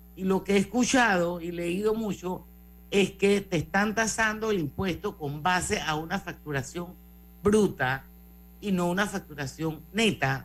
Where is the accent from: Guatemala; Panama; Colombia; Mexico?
Panama; así somos los panameños